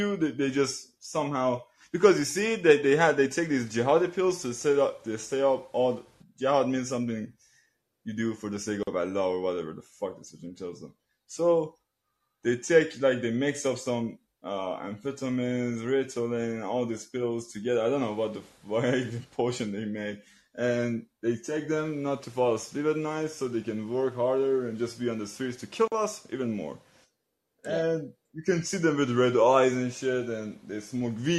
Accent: Iran

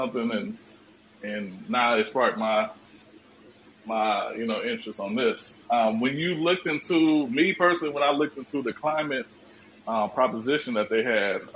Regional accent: Iowa, United States; I'm from Iowa

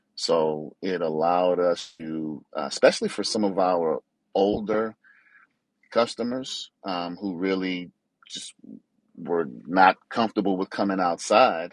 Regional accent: New Orleans, Louisiana, United States; I'm from New Orleans, and that's where my mother lives

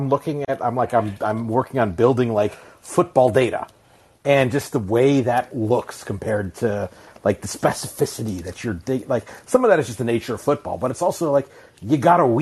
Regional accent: Alaska, United States; I grew up in Alaska.

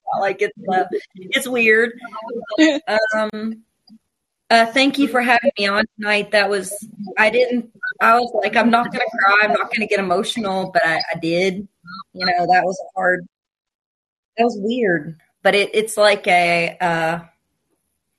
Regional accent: Appalachia, United States; I'm from Appalachia. I grew up in a trailer park.

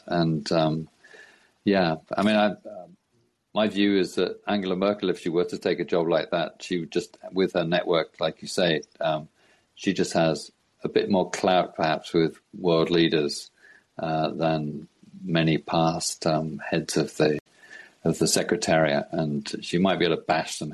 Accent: United Kingdom; I'm from Britain

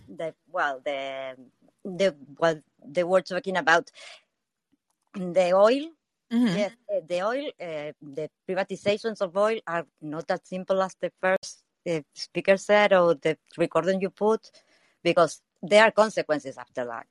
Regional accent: Argentina; I'm from Argentina

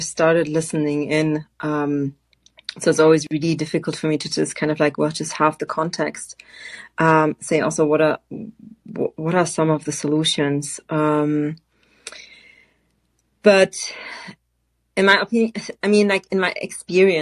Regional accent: Frankfurt, Hesse, Germany; moved away; I grew up and studied in Frankfurt, Germany

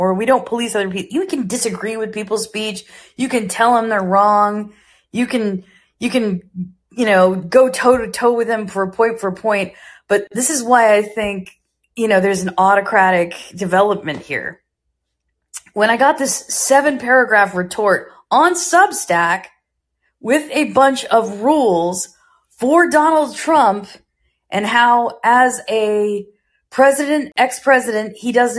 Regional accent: United States; I'm an American

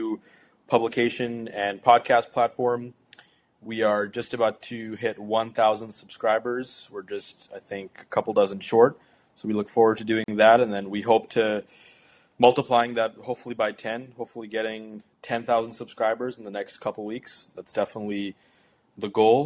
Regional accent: Canada; as a Canadian citizen

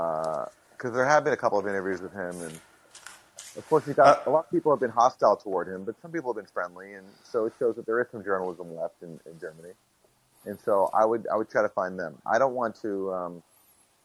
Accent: Canada; now in United States; I'm a humble immigrant. You know, I'm from Canada

